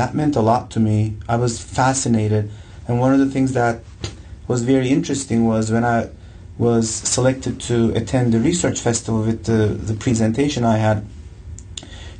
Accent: Ankara, Turkey; moved away as an adult; So I grew up in Turkey, Ankara, Turkey. I lived pretty much all my life there.

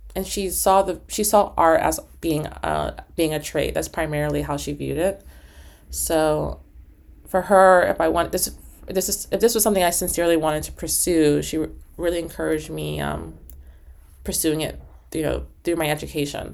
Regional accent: New York City, New York, United States; moved away as an adult; also born or lived in New Haven, Connecticut; now in Upstate New York, United States; I grew up in Harlem

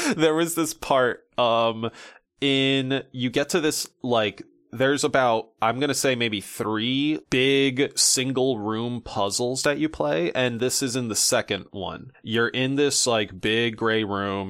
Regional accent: United States; as a American man

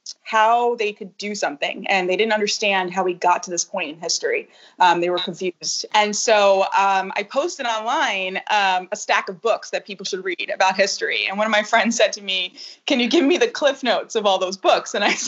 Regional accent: Brooklyn, New York, United States; also born or lived in New Jersey; I grew up in Brooklyn in New Jersey

